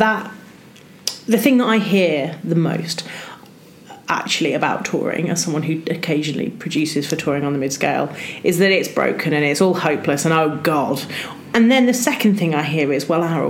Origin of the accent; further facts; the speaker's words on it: Wolverhampton, West Midlands, United Kingdom; I'm from Wolverhampton